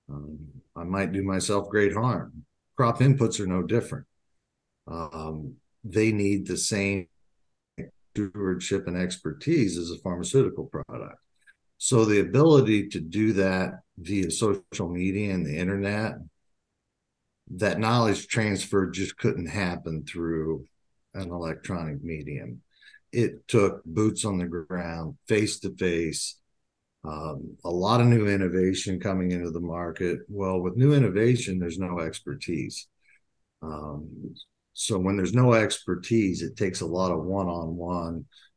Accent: Indiana, United States; moved away as an adult; now in Minnesota, United States; I grew up in Indiana.

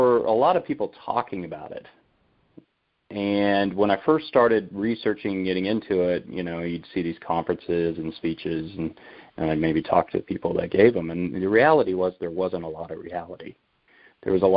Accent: Haven, Kansas, United States; I grew up in Haven, Kansas. So we're just west of Wichita, south central Kansas

